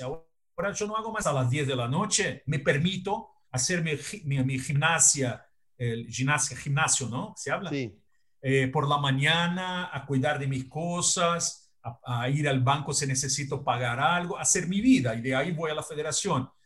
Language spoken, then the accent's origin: Spanish; Brazil; Spanish is a second language; Yo soy brasileño, vivo acá y pago mis tributos acá